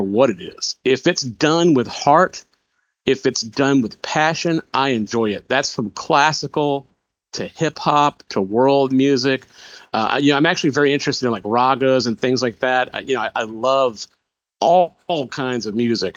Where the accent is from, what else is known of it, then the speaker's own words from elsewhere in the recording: Macon, Georgia, United States; my hometown of Macon, Georgia